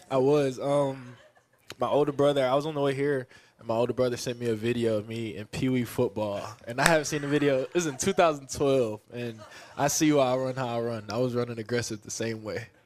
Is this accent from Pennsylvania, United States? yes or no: yes; Philadelphia, Pennsylvania, United States; also born or lived in Texas; now in Kansas City, United States; I'm originally from North Philadelphia